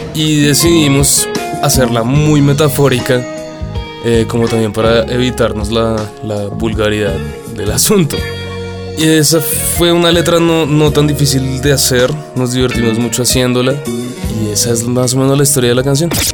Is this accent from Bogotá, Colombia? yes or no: yes; Bogotá, Colombia; Todos somos de Bogotá, Colombia